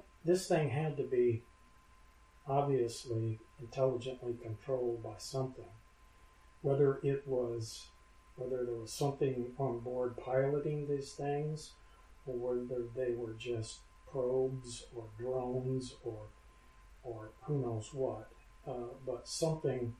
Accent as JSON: {"language": "English", "town": "Inglewood", "region": "California", "country": "United States", "tie": "born or raised there", "said": "I was born in Inglewood, California, which is a suburb of Los Angeles"}